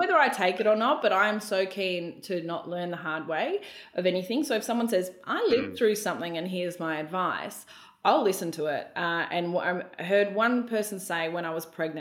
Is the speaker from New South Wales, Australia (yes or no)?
no; Melbourne, Victoria, Australia; moved away as an adult; now in Brisbane, Australia; I was from Melbourne